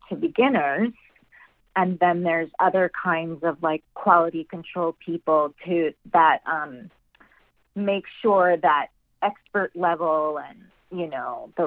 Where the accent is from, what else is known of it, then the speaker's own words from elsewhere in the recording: New York, United States; moved away as an adult; now in Los Angeles, United States; I grew up in New York and struggled there